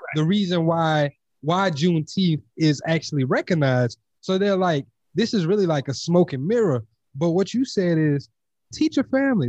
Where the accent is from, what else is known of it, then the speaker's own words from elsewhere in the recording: Louisiana, United States; moved away; also born or lived in Texas; I'm originally from Louisiana